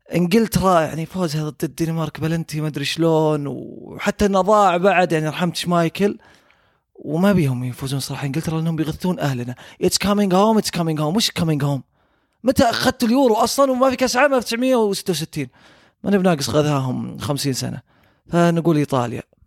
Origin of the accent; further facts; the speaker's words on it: Saudi Arabia; احنا كسعوديين